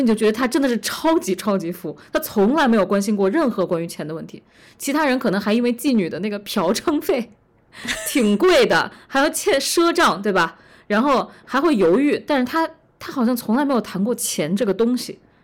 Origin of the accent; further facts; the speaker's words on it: China; 我们中国人